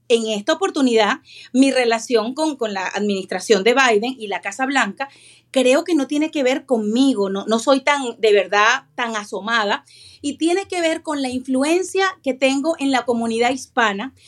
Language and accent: Spanish; Venezuela; moved away; Soy venezolana, vengo de un país dividido completamente por la política